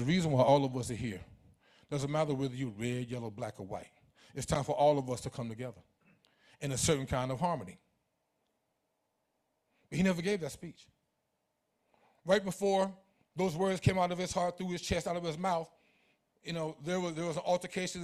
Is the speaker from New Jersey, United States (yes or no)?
yes; New Jersey, United States; also born or lived in Elizabeth City, North Carolina / Greensboro, North Carolina; I was born in Elizabeth City, North Carolina. And right after I was born, my parents moved to New Jersey. Right here. I was growing up right here in New Jersey.